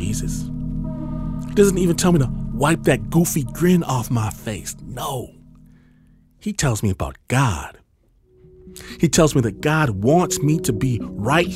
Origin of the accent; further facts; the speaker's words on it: Michigan, United States; I'm from Michigan